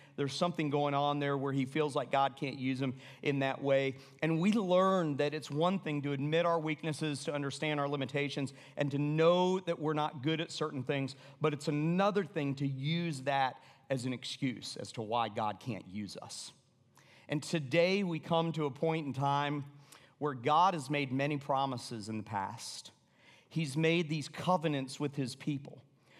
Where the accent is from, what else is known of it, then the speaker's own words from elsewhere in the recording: Atlanta, Georgia, United States; because I knew what would happen because I'm from Atlanta.